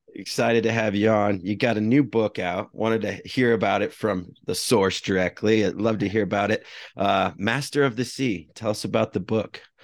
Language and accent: English; United States; also born or lived in Iowa / Colorado; I grew up in Iowa and Colorado